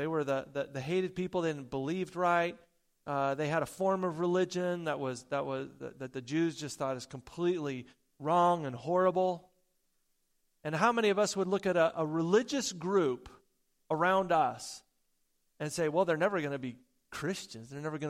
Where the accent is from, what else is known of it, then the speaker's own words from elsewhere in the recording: Porterville, California, United States; I grew up down in Porterville, California for junior high and high school, and I got my first job in Orange Grove. down there.